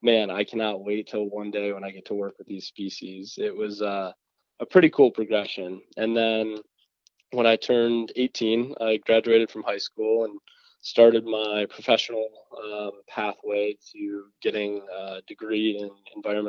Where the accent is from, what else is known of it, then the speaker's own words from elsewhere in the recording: Michigan, United States; being in Michigan, where I was born